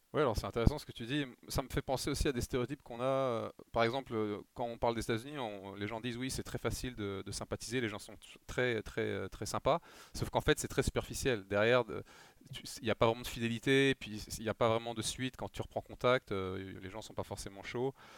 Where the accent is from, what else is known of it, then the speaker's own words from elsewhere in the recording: France; nous en France